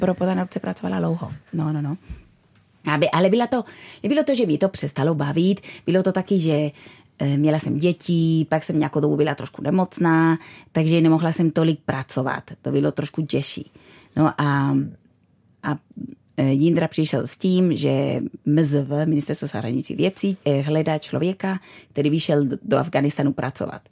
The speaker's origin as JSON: {"language": "Czech", "town": "Bilbao", "region": "Basque Country", "country": "Spain", "tie": "born or raised there", "also_born_or_lived": "London / Brno", "second_language": "Czech", "moved": "as an adult", "lives_now": "Czech Republic", "said": "Já jsem vyrostla v Bilbao"}